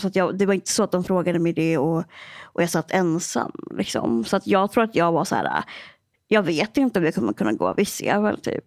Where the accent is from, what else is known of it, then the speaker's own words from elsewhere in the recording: Örnsköldsvik, Västernorrland County, Sweden; jag kommer ju från Örnsköldsvik